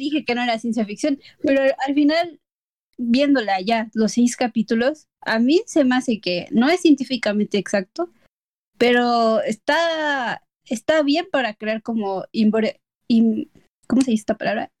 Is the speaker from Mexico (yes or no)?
yes; Mexico; yo como mexicana